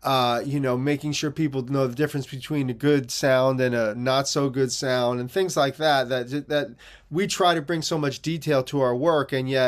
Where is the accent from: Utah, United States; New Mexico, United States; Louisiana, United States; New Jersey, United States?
New Jersey, United States; Teaneck; growing up in Teaneck in the 70s, it was one of the best education systems in the country.